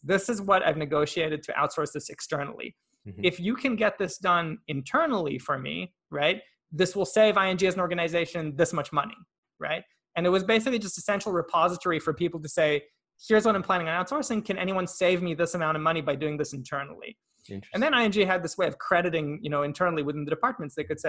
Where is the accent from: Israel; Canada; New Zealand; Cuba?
Israel; English is a second language; And also one thing I didn't mention, I'm Israeli. I was born in Israel.